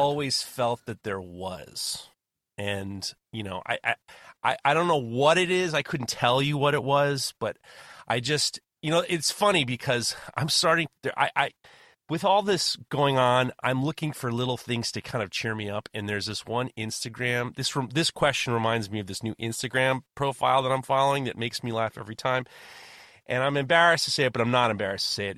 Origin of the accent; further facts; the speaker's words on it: New York City, New York, United States; I grew up in Manhattan and Brooklyn and New York